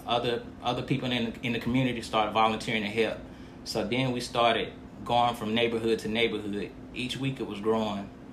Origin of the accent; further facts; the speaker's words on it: United States; I'm from Montgomery County, a proud native of Montgomery County